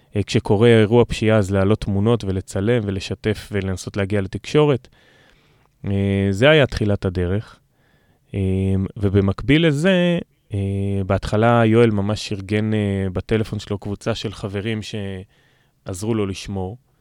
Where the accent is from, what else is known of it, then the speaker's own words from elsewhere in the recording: Revivim, Southern District, Israel; גדלתי ברביבים בנגב